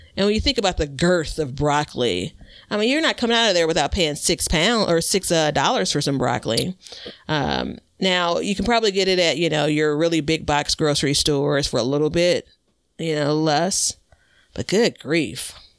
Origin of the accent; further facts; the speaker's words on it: Chicago, Illinois, United States; I'm from Chicago. I live in Chicago